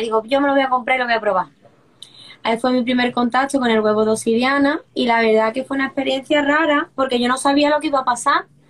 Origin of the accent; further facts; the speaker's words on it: Seville, Andalusia, Spain; moved away as an adult; also born or lived in Brussels; yo soy de Sevilla, del sur de España, y me mudé hace unos años a, a Bruselas